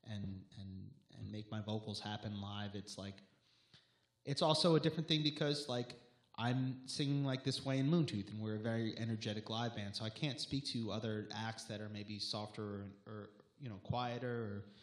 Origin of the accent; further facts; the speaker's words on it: Long Island, New York, United States; we're from Long Island